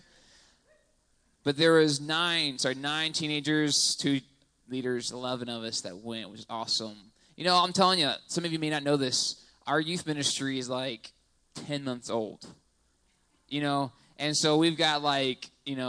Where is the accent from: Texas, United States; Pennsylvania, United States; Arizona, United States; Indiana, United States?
Texas, United States; moved away; I'm from Texas. That's a true South